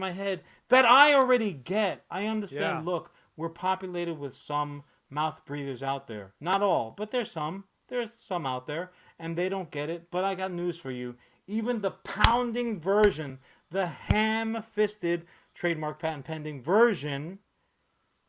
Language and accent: English; New York City, New York, United States; I'm a child growing up in Brooklyn on the Brooklyn-Queens border